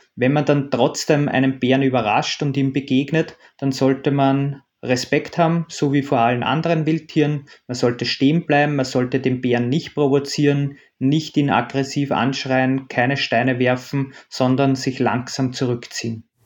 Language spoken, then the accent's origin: German; Austria; bei uns in Österreich